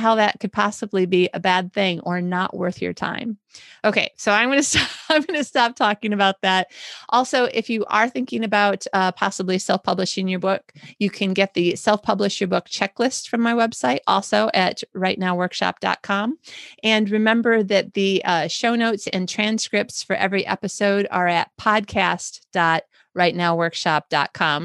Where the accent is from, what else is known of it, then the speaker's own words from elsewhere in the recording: Michigan, United States; I'm from Michigan